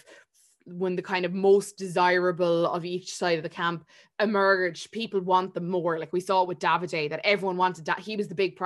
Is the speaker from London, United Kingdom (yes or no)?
no; Swansea, Wales, United Kingdom; Paige is like, she's this Brazilian bombshell and I'm a paramedic from Swansea.